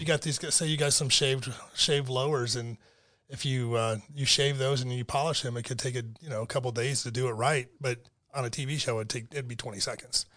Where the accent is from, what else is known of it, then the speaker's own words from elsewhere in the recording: Detroit, Michigan, United States; moved away as an adult; also born or lived in Monroe, Michigan / Rochester, Michigan / Troy, Michigan / Auburn Hills, Michigan; now in Florida, United States; when I grew up in Detroit